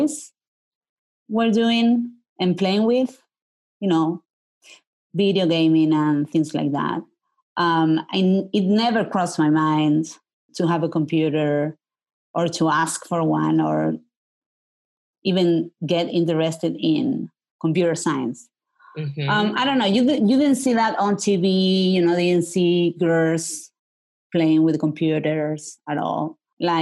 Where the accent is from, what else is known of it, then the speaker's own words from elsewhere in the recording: Marbella, Andalusia, Spain; moved away as an adult; also born or lived in Berkeley, California; I grew up in the south of Spain, in Malaga, in a town that is called Marbella